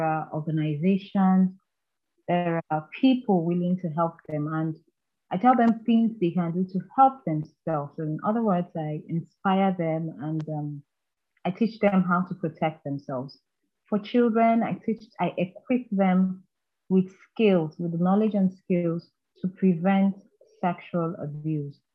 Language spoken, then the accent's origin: English; Anambra, Nigeria; I am a Nigerian from Anambra State.